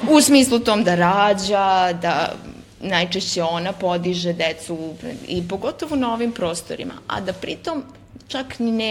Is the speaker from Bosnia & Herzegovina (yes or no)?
no; Pristina, Kosovo; iz patrijarhalnog podneblja kao rođena sam u Prištini